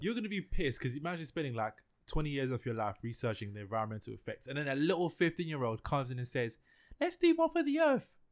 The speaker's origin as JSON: {"language": "English", "region": "London", "country": "United Kingdom", "said": "I'm from East London"}